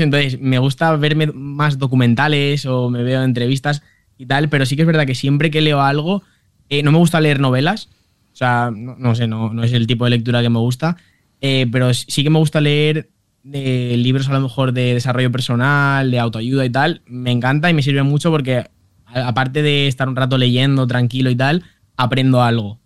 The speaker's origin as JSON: {"language": "Spanish", "town": "Valencia", "region": "Valencian Community", "country": "Spain", "tie": "born or raised there", "said": "nací en Valencia eh, el 29 de octubre de 1997"}